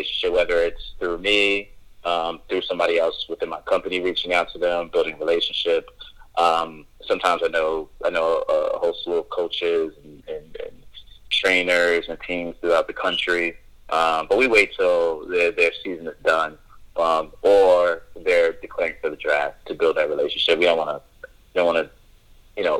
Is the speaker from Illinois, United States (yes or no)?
no; New York, United States; I'm from New York.